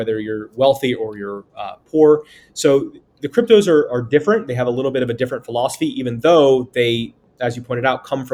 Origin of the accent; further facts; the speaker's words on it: United States; as an American